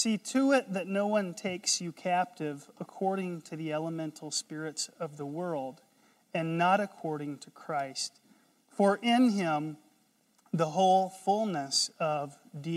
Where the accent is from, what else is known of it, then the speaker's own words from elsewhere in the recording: North Carolina, United States; I'm from North Carolina